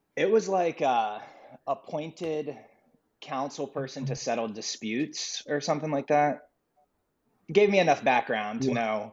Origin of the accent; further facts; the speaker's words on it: Columbus, Ohio, United States; moved away as an adult; now in Cincinnati, United States; I'm originally from Columbus, Ohio, uh, and moved.